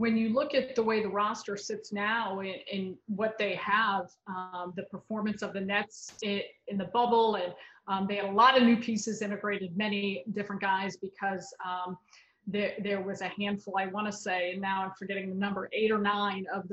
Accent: Chicago, Illinois, United States; now in New York, United States; I'm born and raised in Chicago

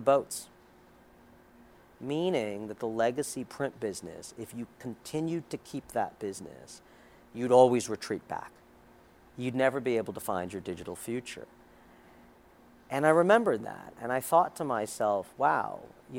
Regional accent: New York City, New York, United States; I grew up in Queens. I'm born and bred New Yorker

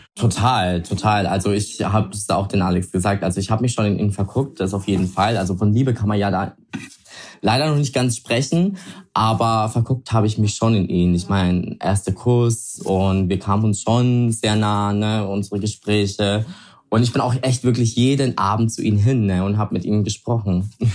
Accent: Italy; ich bin Italiener

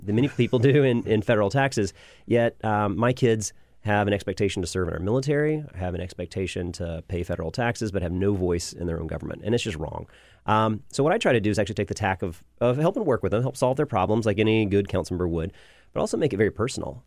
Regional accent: Birmingham, Alabama, United States; moved away as an adult; now in Washington, D.C., United States; I'm from Birmingham originally, um, moved up here in, uh, the winter of two thousand to two thousand one

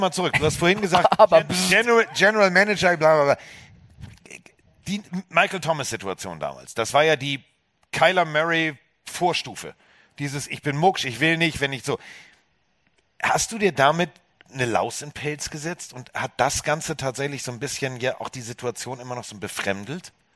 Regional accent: Hamburg, Germany; Als Hamburger

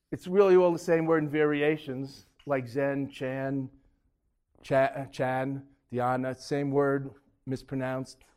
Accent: Boston, Massachusetts, United States; Uh, Ted Williams. I'm from Boston.

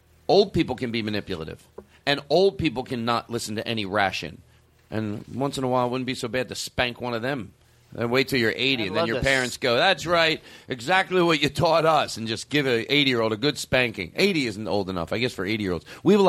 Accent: Huntsville, Alabama, United States; I'm from Huntsville, Alabama.

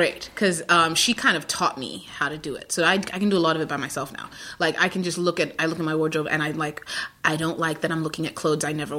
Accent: New York, United States; I'm a New Yorker, too

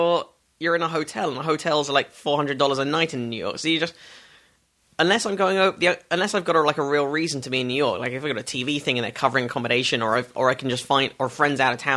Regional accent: Stanmore and Northwood, London suburbs, United Kingdom; moved away as an adult; also born or lived in Hampstead, London / Crouch End, London; now in Los Angeles, United States; I grew up in the suburb. I was born in Hampstead. I grew up in, like, Stanmore and then Northwood, which is out by Watford. It's right out in the suburbs.

